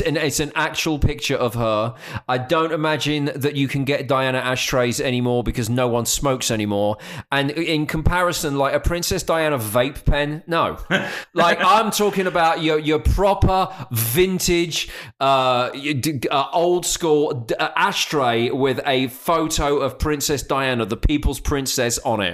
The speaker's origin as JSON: {"language": "English", "area": "Essex", "region": "East of England", "country": "United Kingdom", "tie": "born or raised there", "said": "I grew up in Essex"}